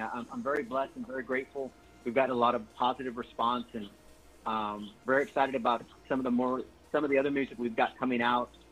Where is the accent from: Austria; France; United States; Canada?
United States; San Antonio, Texas; This is where I was born and raised